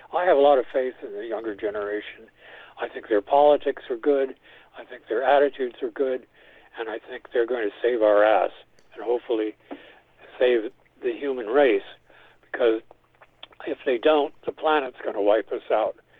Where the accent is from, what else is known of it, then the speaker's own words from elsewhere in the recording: New York City, New York, United States; also born or lived in Spain / San Francisco Bay Area; I grew up in New York City